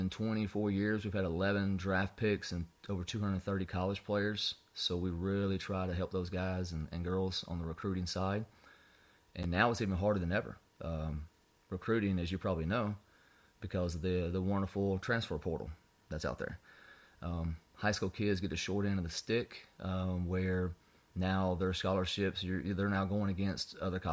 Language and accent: English; North Alabama, United States; moved away as an adult; now in South Alabama, United States; born and raised in North Alabama